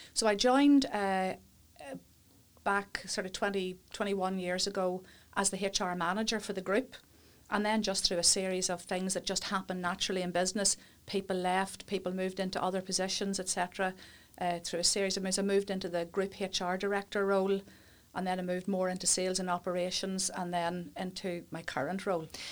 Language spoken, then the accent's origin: English; Warrenpoint, Northern Ireland, United Kingdom; also born or lived in Coleraine / England / Newry; born and brought up in Warren Point